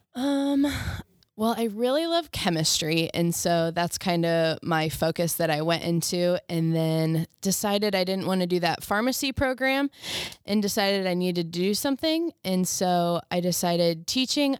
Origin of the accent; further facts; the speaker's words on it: Berne, Indiana, United States; originally from Bern